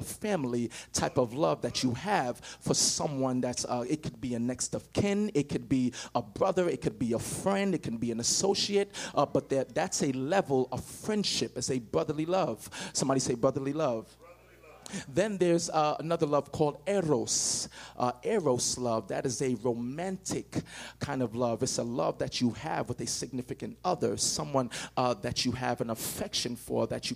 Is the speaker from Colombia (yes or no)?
no; Nigeria; now in United States; But I'm not from America. I'm from Africa. And when you see me, before you, I can say anything, you can judge and say, okay, he's from Africa, or specifically Nigerian